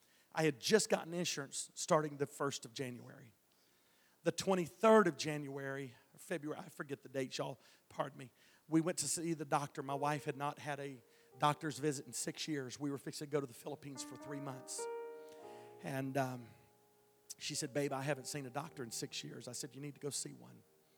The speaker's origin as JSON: {"language": "English", "region": "Texas", "country": "United States", "said": "Listen, I'm big. I'm from Texas."}